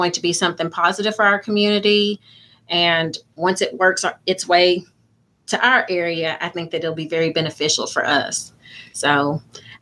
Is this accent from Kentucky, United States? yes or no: yes; Muhlenberg County, Kentucky, United States; Even though I am from Muhlenberg County, I do realize that I'm representing both counties.